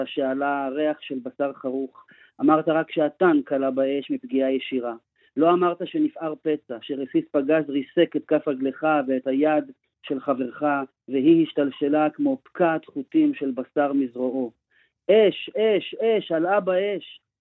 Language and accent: Hebrew; Israel; moved away as an adult; now in United States